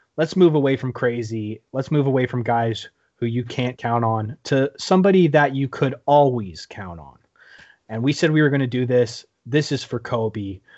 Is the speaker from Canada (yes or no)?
yes; Canada; as a Canadian